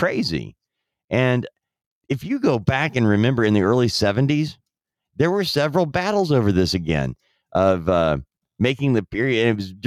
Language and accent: English; Southern California, United States; when I was growing up in Southern California